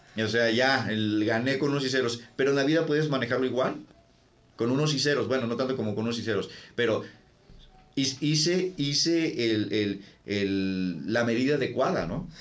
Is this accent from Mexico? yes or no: yes; Ensenada, Baja California, Mexico; yo, yo, crecí en Ensenada